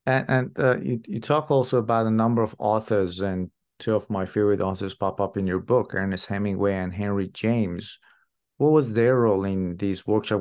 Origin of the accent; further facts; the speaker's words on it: Iran; moved away; I'm originally from Iran